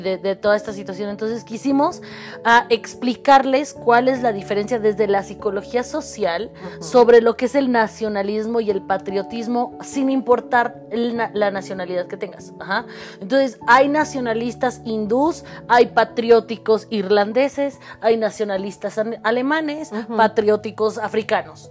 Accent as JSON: {"language": "Spanish", "town": "León", "region": "Guanajuato", "country": "Mexico", "tie": "born or raised there", "also_born_or_lived": "Cuernavaca", "moved": "yes", "lives_now": "Puebla, Mexico", "said": "yo nací en la ciudad de León, Guanajuato"}